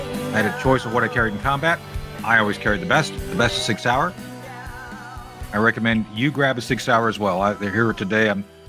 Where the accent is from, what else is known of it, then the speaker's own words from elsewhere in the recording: Philippines; It's like when I was growing up, I was growing up in the Philippines. My dad was in the Air Force.